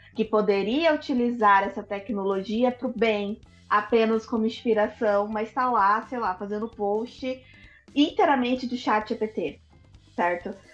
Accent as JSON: {"language": "Portuguese", "country": "Brazil", "said": "sou brasileira"}